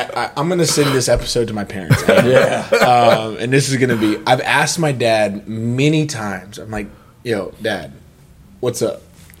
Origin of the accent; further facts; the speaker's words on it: Aurora, Colorado, United States; I'm from Aurora.